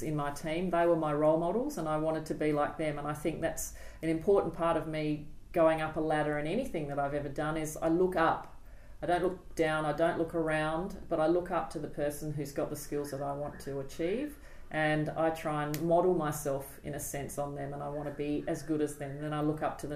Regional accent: Adelaide, South Australia, Australia; now in Sydney, Australia; We grew up in Adelaide

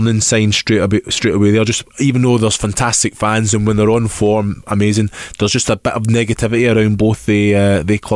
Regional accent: Scotland, United Kingdom; I'm from Scotland.

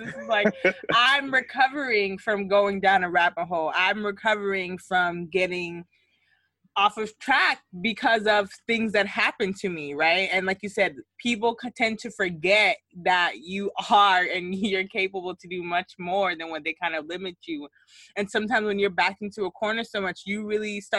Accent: United States; growing up in the States

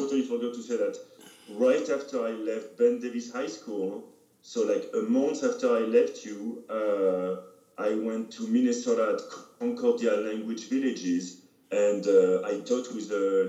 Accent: France; moved away

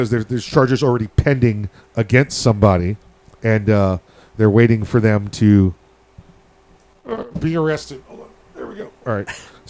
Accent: Missouri, United States; And I was like, I'm from the obvious part. So now show me.

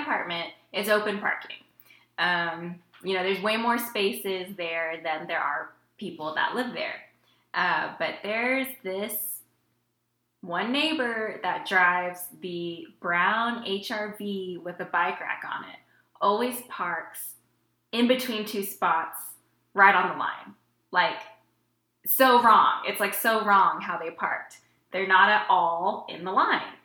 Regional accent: Houston, Texas, United States; I am from Houston, from the southeast side of Houston

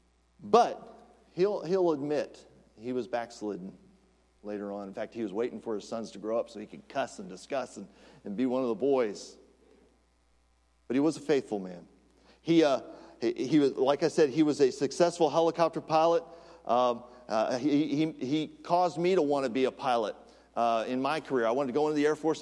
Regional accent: United States; as an American

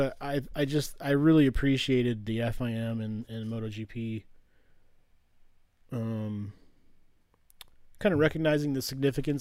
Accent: United States; as an American

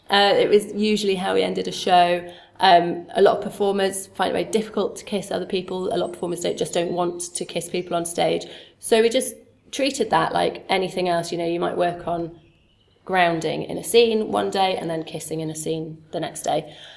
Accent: Sheffield, Yorkshire and the Humber, United Kingdom; moved away; also born or lived in London; I'm from Sheffield, grew up in Sheffield

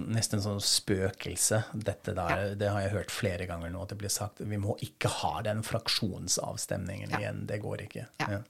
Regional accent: Germany; moved away

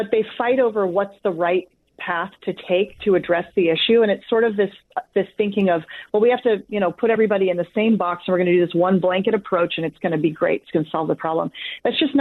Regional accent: Edmonds, Washington, United States; I grew up in Edmonds

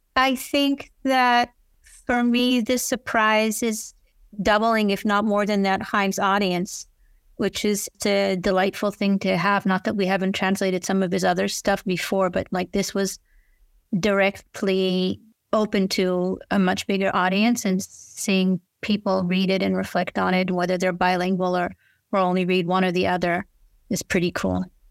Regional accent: Israel; now in United States; I grew up in Israel and I'm a Hebrew speaker

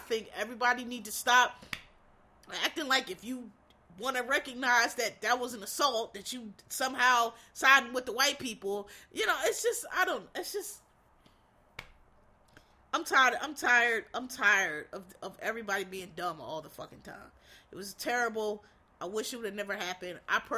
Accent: Philadelphia, Pennsylvania, United States; I'm from Philly, Will's from Philly, I was born in West Philadelphia, I wasn't raised there, but I was born there, but I grew up there, because I went to school there

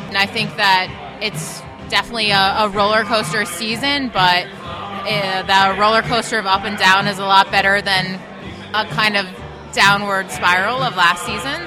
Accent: Washington, District of Columbia, United States; my hometown

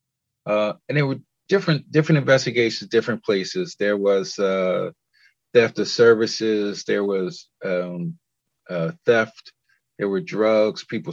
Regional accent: Philadelphia, Pennsylvania, United States; I'm originally from Philadelphia

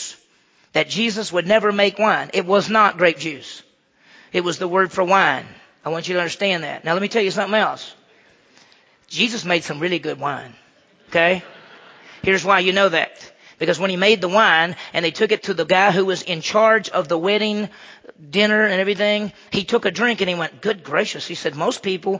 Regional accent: Mississippi, United States; I grew up in Mississippi.

